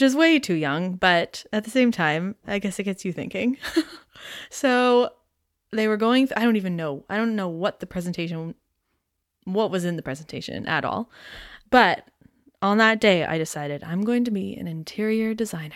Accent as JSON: {"language": "English", "town": "Aurora", "region": "Ontario", "country": "Canada", "tie": "born or raised there", "lives_now": "Toronto, Canada", "said": "I grew up in Aurora, Ontario, which is about forty minutes north of Toronto."}